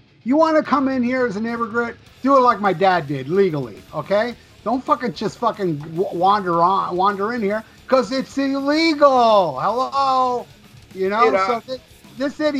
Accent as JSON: {"language": "English", "country": "United States", "tie": "born or raised there", "said": "I was born in America. I'm more American than you"}